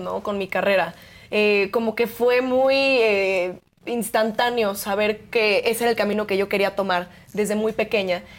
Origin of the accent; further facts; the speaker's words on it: Mexico; nos definen como mexicanos, nuestra cultura